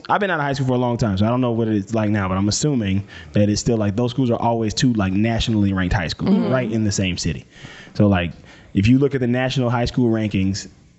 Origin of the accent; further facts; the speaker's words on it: Mississippi, United States; also born or lived in New Mexico; now in Los Angeles, United States; I'm from Mississippi originally